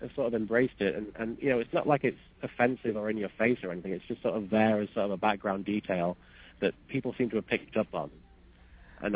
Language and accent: English; United Kingdom; I'm British